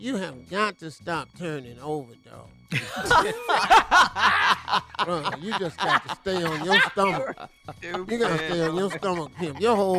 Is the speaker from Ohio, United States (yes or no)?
yes; Cleveland, Ohio, United States; Nah, I'm from Cleveland.